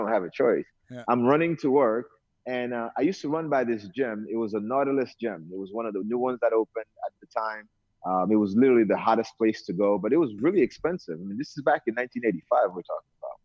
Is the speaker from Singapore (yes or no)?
no; Haiti; accent: Brooklyn; moved away; also born or lived in Brooklyn, New York, United States / New Jersey, United States / Hawaii, United States; I was born in Haiti originally, and that's where I grew up. I came to New York literally when I first came to the U.S. So grew up in Brooklyn, went to high school in Canarsie.